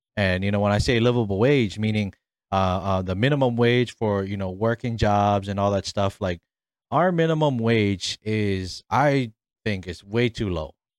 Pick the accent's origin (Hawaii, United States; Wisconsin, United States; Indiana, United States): Hawaii, United States; Honolulu; moved away as an adult; also born or lived in Waipahu, Hawaii / Mililani, Hawaii / Ewa Beach, Hawaii; now in Arizona, United States; I was born and raised in, uh, the beautiful islands of Hawaii, specifically on the island of Oahu, um, in my hometown, Kalehi.